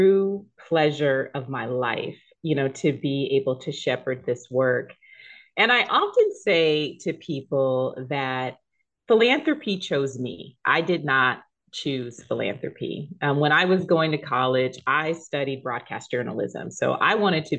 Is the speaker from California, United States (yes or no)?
yes; San Diego, California, United States; I was born in San Diego, raised in San Diego